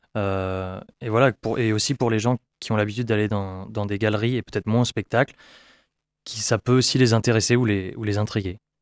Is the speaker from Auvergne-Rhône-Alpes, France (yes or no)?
no; Brittany, France; je viens de Bretagne